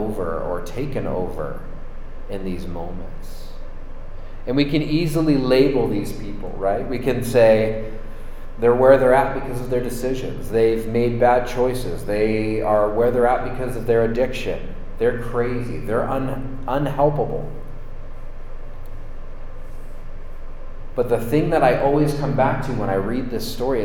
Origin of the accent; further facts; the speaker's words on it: San Francisco, California, United States; I grew up near San Francisco. I was born in San Francisco, and I have a deep love for the city of San Francisco.